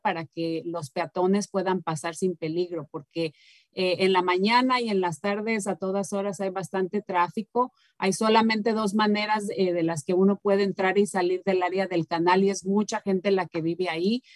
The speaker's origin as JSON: {"language": "Spanish", "country": "Mexico", "moved": "yes", "said": "nosotros en México tenemos obviamente muchas de las tradiciones de España"}